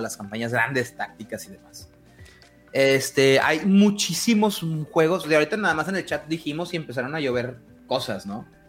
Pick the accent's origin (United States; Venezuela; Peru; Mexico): Mexico; northern Mexico; aquí estoy hablando desde mi privilegio norteño, es nada más tengo que manejar una hora y media para llegar a, Estados Unidos